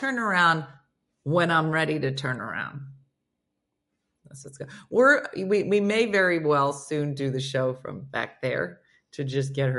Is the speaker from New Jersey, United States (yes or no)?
yes; New Jersey, United States; I'm from New Jersey